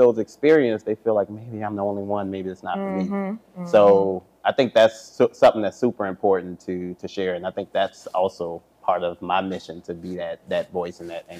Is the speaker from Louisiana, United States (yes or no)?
yes; New Orleans, Louisiana, United States; I think I'm from New Orleans, and so all of my brothers, they have strong New Orleans accents, Cajun accents, and I get it a lot more when I go home